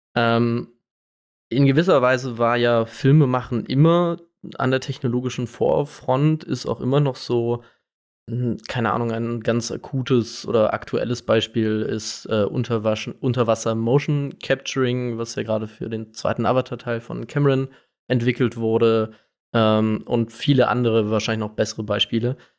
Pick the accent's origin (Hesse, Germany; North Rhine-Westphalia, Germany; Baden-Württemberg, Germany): Baden-Württemberg, Germany; Karlsruhe; ich bin aus Karlsruhe